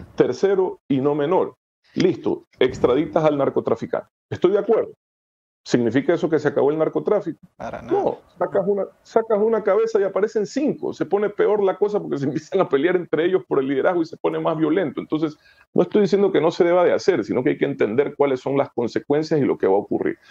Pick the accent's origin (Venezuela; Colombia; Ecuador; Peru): Ecuador; como ecuatoriano